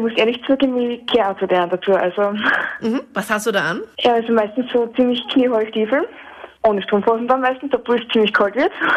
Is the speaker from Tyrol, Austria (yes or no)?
no; Graz, Styria, Austria; bei uns in Graz